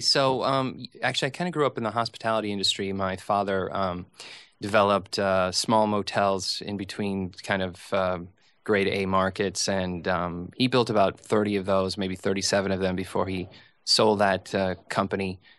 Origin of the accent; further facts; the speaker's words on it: St. Cloud, Minnesota, United States; now in New York, United States; I grew up in a place called Saint Cloud, Minnesota